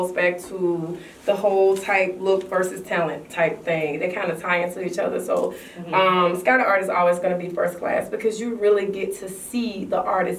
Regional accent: Atlanta, Georgia, United States; Yeah, so Bankhead, Hollywood Road is where I'm from. I'm from the west side of Atlanta. Being from the west side of Atlanta, it really shaped me.

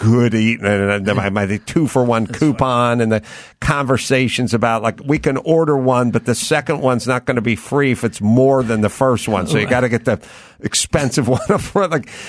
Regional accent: North Holland, Netherlands; English is a second language; you know, watch these commercials when I was 10. I'm from North Holland. Like, I don't know what this means.

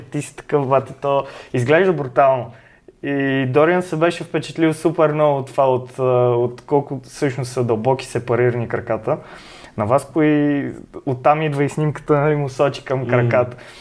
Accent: Sofia, Sofia City, Bulgaria; от София съм.

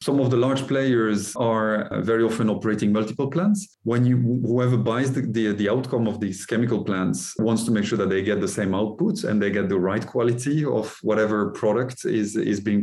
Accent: France; also born or lived in Norway; now in Texas, United States; I'm French originally

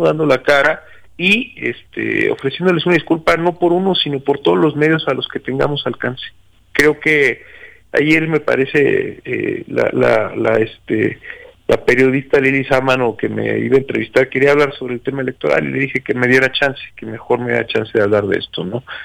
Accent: Mexico; como mexicanos

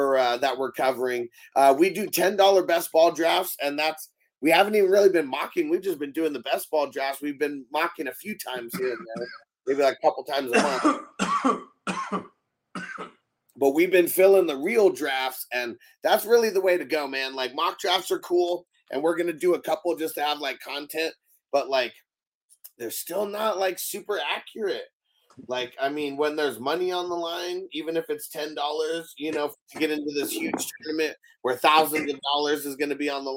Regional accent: San Diego, California, United States; moved away as an adult; I lived in San Diego my whole life until last year

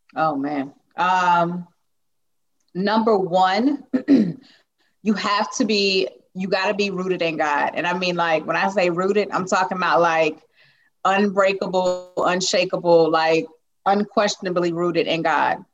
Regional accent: Lugoff, South Carolina, United States; I am from Lugoff, South Carolina

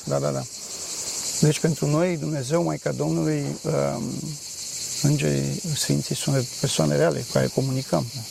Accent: Bucharest, Romania; moved away; am ajuns la București, acasă, sunt din București

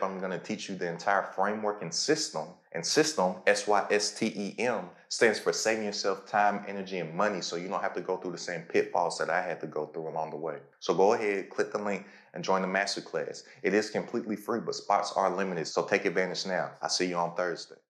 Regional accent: Lexington, Kentucky, United States; moved away; I'm from Lexington, Kentucky.

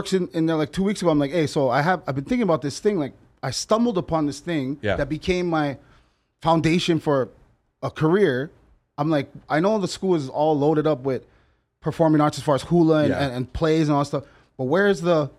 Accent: Hawaii, United States; because I'm not really, like, I'm Hawaiian.

